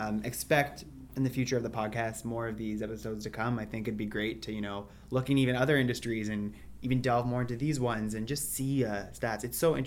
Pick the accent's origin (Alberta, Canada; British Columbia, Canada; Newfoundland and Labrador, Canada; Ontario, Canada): Ontario, Canada; Ottawa; I'm from Ottawa